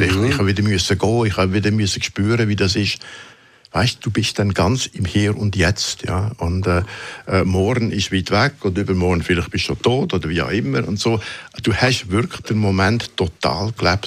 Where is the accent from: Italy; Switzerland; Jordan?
Switzerland; moved away as an adult; also born or lived in Munich, Germany; ich bin Schweizer